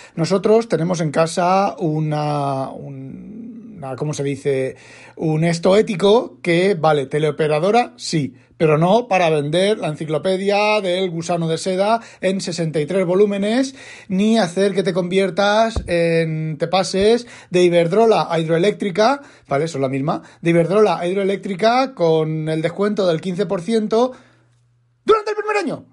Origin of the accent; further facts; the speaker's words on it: Asturias, Spain; yo no sé hablar catalán, pero si los de Asturias